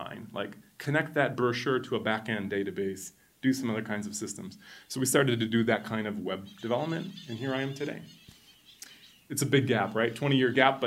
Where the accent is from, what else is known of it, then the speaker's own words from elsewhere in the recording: Wisconsin, United States; moved away as an adult; now in Costa Rica; I'm from Wisconsin, originally